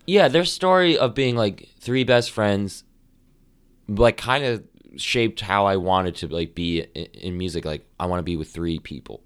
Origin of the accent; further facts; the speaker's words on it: Amherst, New Hampshire, United States; also born or lived in Nashua, New Hampshire; now in Boston, United States; I actually grew up in a town called Amherst